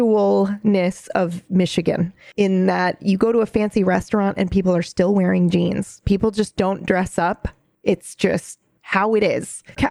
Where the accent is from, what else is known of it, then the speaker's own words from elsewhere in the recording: Japan; But I think mine stems from a very, you know, growing up in Japan, they did have a very simple, but everything was like high quality.